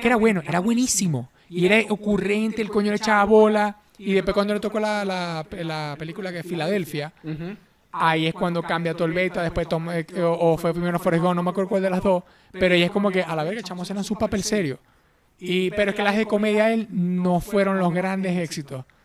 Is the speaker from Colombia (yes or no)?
no; Venezuela; siendo venezolano